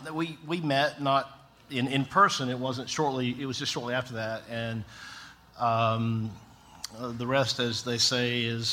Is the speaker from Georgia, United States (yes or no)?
yes; Tifton, Georgia, United States; moved away as an adult; also born or lived in Atlanta area; now in Atlanta, United States; I grew up in South Georgia in Tifton